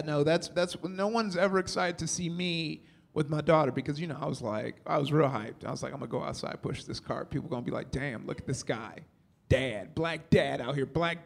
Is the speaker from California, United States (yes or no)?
yes; Compton, California, United States; I'm from Compton